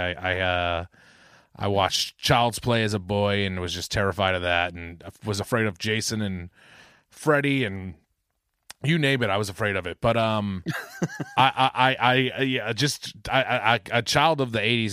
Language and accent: English; Boston, Massachusetts, United States; accent: Boston; My Boston accent's back